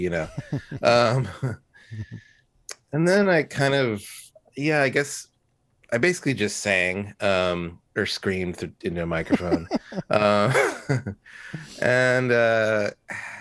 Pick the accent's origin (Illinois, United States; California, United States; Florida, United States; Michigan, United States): California, United States; Fullerton; now in San Francisco, United States; I'm from Fullerton, which is in Southern California